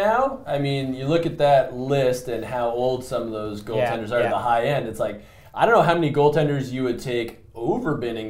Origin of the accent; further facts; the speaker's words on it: Toronto, Ontario, Canada; I became a Leaf fan because I'm from Toronto and that was the team and whatnot. But I mean, I grew up in the worst era of Toronto Maple Leafs hockey.